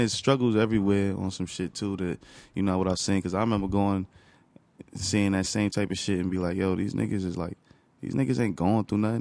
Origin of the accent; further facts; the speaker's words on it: Newark, New Jersey, United States; also born or lived in East Orange / Orange / Bloomfield; I grew up in Newark.